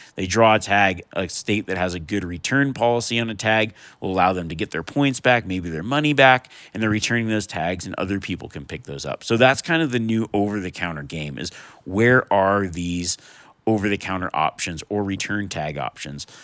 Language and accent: English; Nevada, United States; growing up in Nevada